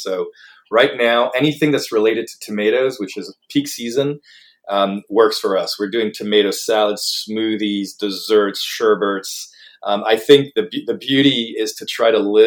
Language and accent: English; Paris, Île-de-France, France; moved away as an adult; now in United States; I grew up in Paris.